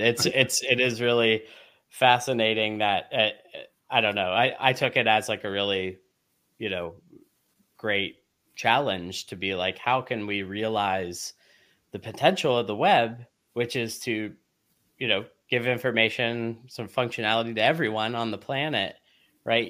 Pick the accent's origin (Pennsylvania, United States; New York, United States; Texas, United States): Pennsylvania, United States; Oil City; It all began in a small town called Oil City, Pennsylvania